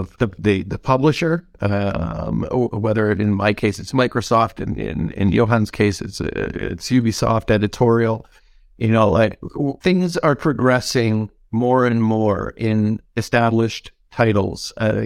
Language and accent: English; Canada; So, being Canadian, I'm going to say offer beer as part of the kind of in compensation package